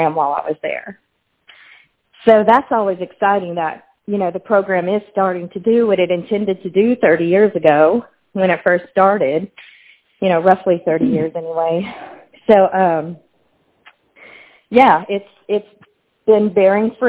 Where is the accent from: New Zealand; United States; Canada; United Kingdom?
United States; Houma, Louisiana; moved away as an adult; also born or lived in Lake Charles, Louisiana; I am originally from Houma, Louisiana